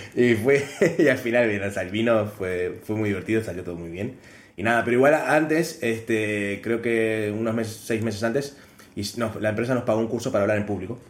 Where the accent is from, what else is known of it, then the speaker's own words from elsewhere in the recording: Uruguay; moved away; lo que extraño de Uruguay es la Fanta pomelo que acá no hay